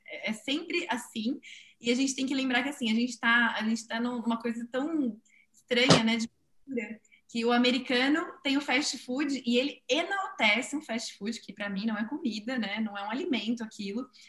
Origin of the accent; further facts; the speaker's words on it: São Paulo, Brazil; Eu que sou de São Paulo